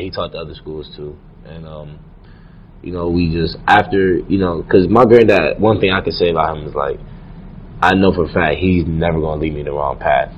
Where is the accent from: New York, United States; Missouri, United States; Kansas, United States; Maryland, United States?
New York, United States; Rochester; moved away; I'm from Rochester, New York